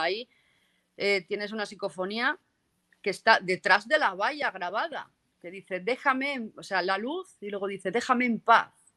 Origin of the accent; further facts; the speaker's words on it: 80 km from Burgos, Castile and León, Spain; now in Catalonia, Spain; yo soy de allí, yo soy de Castilla León, yo soy de, la meseta central de España. Burgos, más un ah, pues a, 80 kilómetros de Burgos